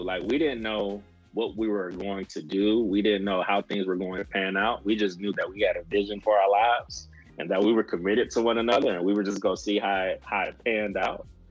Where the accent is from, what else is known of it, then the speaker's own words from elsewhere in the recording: Saginaw, Michigan, United States; moved away as an adult; also born or lived in Mississippi / New Jersey / Pennsylvania; now in Kentucky, United States; I'm originally from Saginaw, Michigan